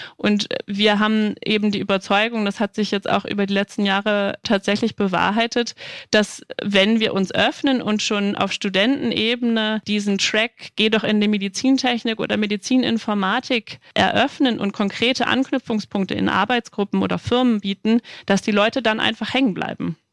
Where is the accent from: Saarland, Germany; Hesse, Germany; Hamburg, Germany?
Hamburg, Germany; moved away as an adult; now in Dresden, Germany; Ich komme ursprünglich aus Hamburg